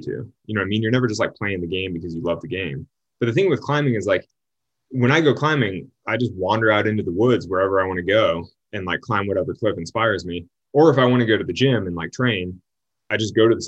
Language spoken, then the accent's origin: English; Sacramento, California, United States; I'm also from Sacramento, which is a few hours away